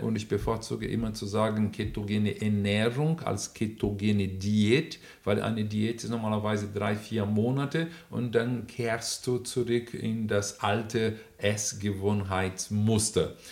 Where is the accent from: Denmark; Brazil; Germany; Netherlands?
Brazil; German is a second language; moved away; auch als Brasilianer